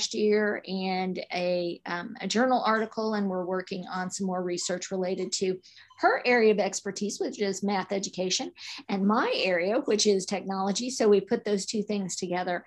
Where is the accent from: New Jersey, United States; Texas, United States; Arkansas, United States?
Arkansas, United States; moved away as an adult; also born or lived in Missouri / Kansas / Illinois; I grew up in Arkansas